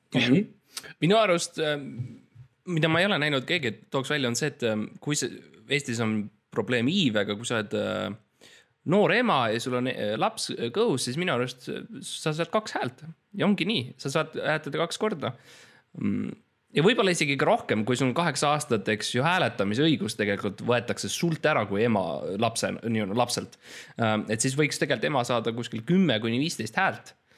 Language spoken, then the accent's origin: Estonian; Estonia; ma olen eestlane